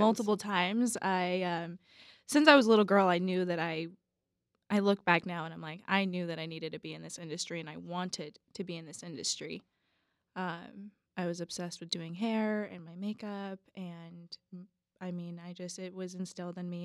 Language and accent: English; Tucson, Arizona, United States; I was born and raised here in Tucson, Arizona